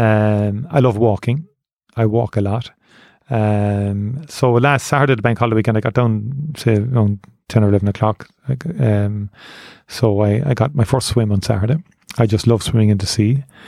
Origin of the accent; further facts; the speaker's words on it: Cork, Munster, Ireland; I grew up in Turner's Cross. I joined Nemo Rangers when I was eight years of age